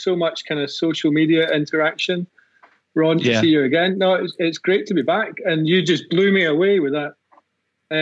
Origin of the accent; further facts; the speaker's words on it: Scotland, United Kingdom; now in Colorado, United States; I'm Scottish